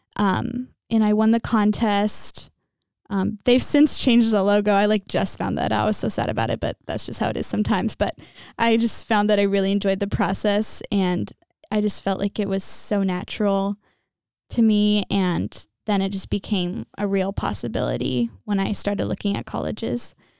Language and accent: English; Temecula, California, United States; I'm from Temecula, California, and I'm a junior here at J P Catholic.